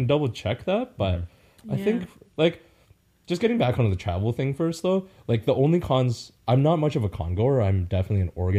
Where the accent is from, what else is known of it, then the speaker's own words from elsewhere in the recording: Vancouver, British Columbia, Canada; moved away; I'm from Vancouver